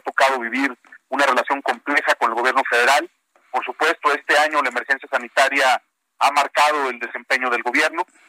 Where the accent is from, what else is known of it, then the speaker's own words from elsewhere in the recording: Jalisco, Mexico; Yo soy caliciense, pero también soy orgullosamente mexicano.